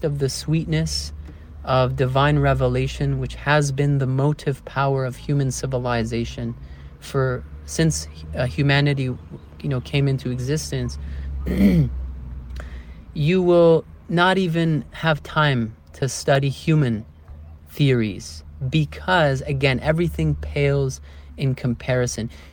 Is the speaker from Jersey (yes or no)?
no; Toronto, Ontario, Canada; moved away as an adult; now in Portugal; I grew up in Canada, right? Toronto, the city